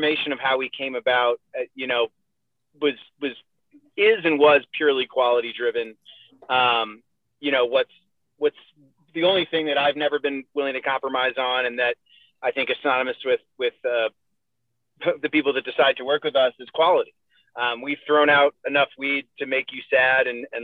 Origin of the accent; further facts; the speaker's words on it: New England, United States; now in Colorado, United States; I'm no longer from New England, and I'm from Colorado